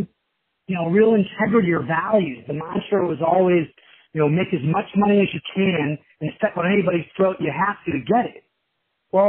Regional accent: Kansas City, United States; now in Chicago, United States; growing up in Kansas City, my father owned a commercial flooring business

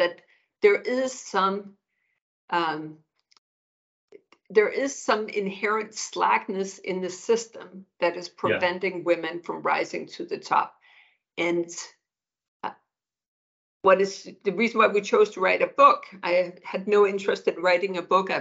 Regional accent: Denmark; moved away as an adult; now in United States; I'm born and raised in Denmark

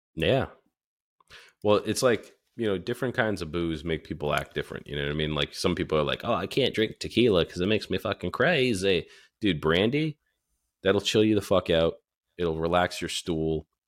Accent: Northeast, United States; also born or lived in Florida; we're from the Northeast

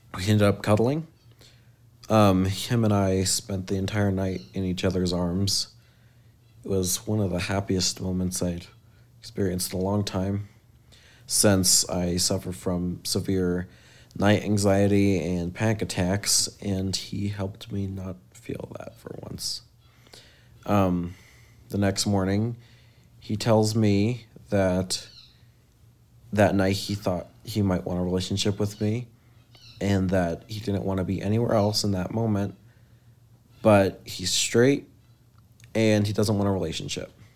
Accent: Colorado, United States; I'm from Colorado

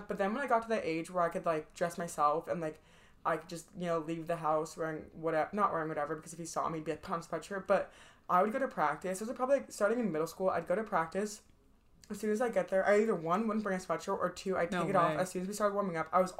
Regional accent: Boston, Massachusetts, United States; I didn't like them, even though like I'm from Boston. Like, I'm not from. I was born in Boston. We do have a house up there. My family's up there.

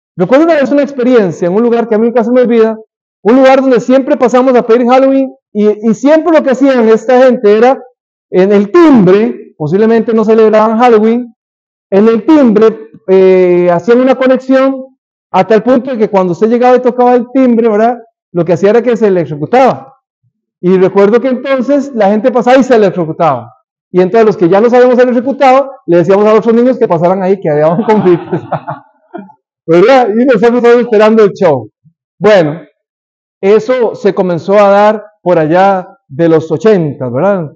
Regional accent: Costa Rica; moved away; en mi país, en Costa Rica

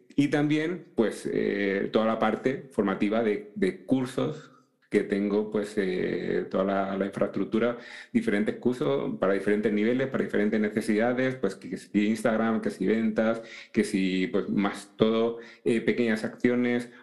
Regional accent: Seville, Andalusia, Spain; now in Madrid, Spain; Yo actualmente pues estoy en, en Madrid, pero no soy de Madrid, soy de Sevilla

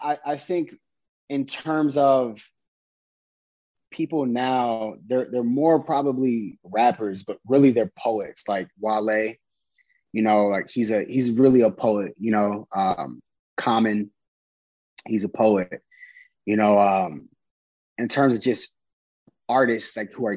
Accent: Chicago, Illinois, United States; we'll tell you some stuff that's like super Chicago to just kind of like let people know I'm from Chicago.

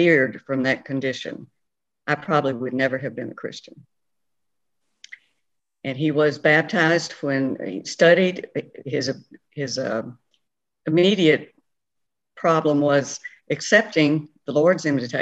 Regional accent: Franklin, Tennessee, United States; I grew up in Franklin, Tennessee, with my father, was postmaster of Franklin

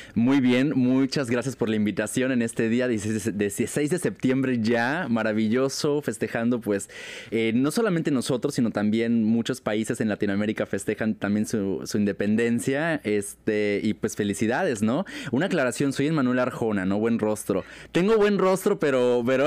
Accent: Mexico; qué somos los mexicanos

